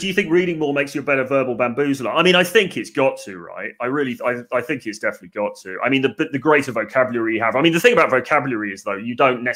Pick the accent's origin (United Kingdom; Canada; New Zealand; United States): United Kingdom; England; being English